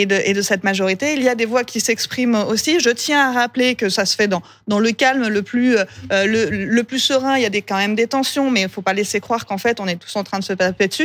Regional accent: Pays de Gex, Auvergne-Rhône-Alpes, France; je viens du pays de Gex, on est dans un secteur frontalier

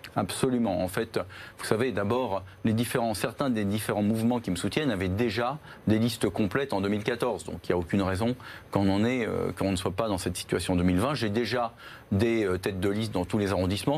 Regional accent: Paris, Île-de-France, France; Je suis un citoyen parisien, je suis né à Paris

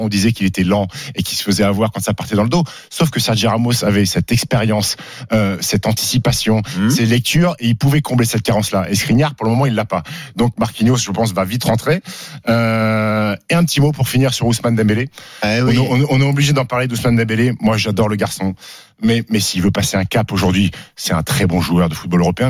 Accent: Annecy, Auvergne-Rhône-Alpes, France; j'ai grandi à Annecy

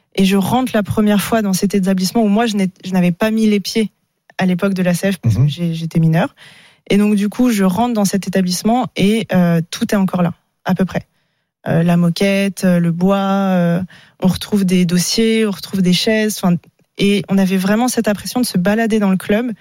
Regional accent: Paris, Île-de-France, France; revenir chez moi à Paris

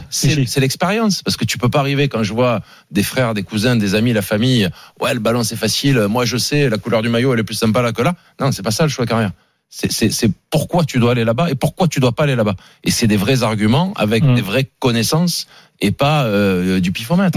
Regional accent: Marseille, Provence-Alpes-Côte d'Azur, France; je suis marseillais

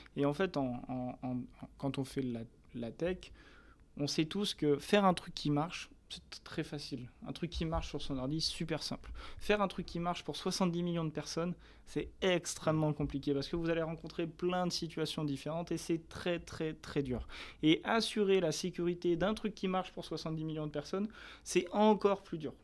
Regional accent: France; on est français

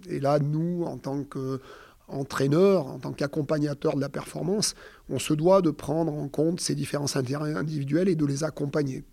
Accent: Auvergne-Rhône-Alpes, France; je suis auvergnat

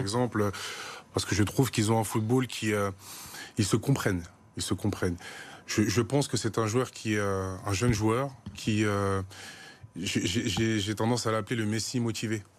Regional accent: Paris suburbs, Île-de-France, France; je suis parisien, je suis ici de la, banlieue parisienne

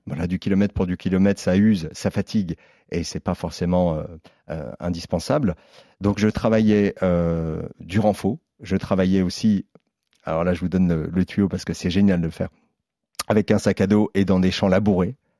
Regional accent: Lorraine, near Vittel, Grand Est, France; je viens de Lorraine, euh, de Vitel. D'accord. Juste à côté de, de Vitel

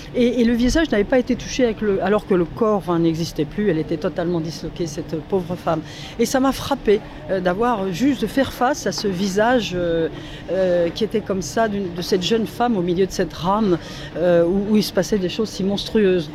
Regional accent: Vincennes, Île-de-France, France; chez moi à Vincennes

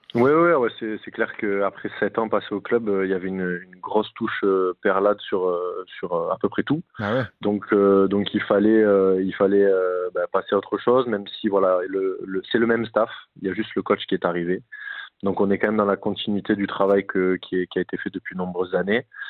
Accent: Nîmes, Occitania, France; moved away as an adult; now in Rodez, France; c'est vraiment chez moi, c'est là où j'ai grandi

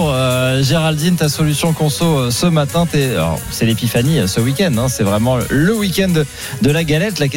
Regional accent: southern France, France; Moi, je viens du sud de la France, donc forcément, c'est la couronne des rois.

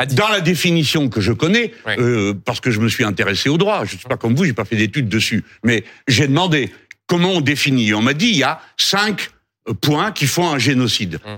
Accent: France; nous sommes français.

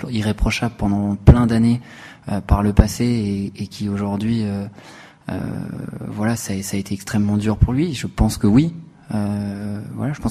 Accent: France; Quand on connaît en tant que Français ce que c'est que la Coupe Davis

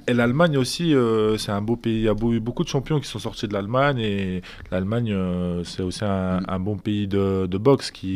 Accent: Lille, Hauts-de-France, France; je suis de Lille

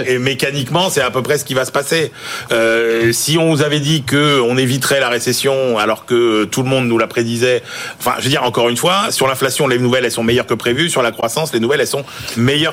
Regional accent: France; Pour nous, hein, français

